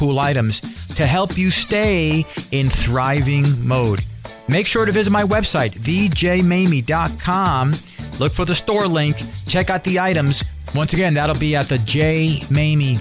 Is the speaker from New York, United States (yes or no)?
yes; New York City, New York, United States; now in Dallas, United States; I grew up in Spanish Harlem and meager means. Spanish Harlem is right there in New York City